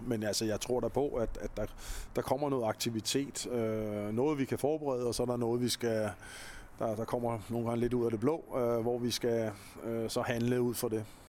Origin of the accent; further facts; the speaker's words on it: Copenhagen, Capital Region of Denmark, Denmark; jeg er københavner, og jeg voksede op med punken